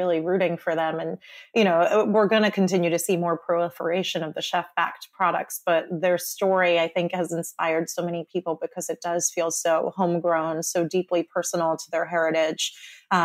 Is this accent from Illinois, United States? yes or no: no; New York City, New York, United States; Brooklyn, because I'm from there and I grew up in Bensonhurst